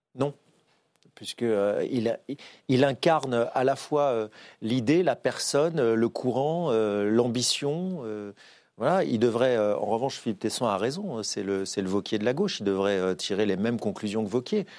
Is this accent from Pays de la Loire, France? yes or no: no; Saint-Étienne, Auvergne-Rhône-Alpes, France; Je ne suis pas parisien, je suis stéphanois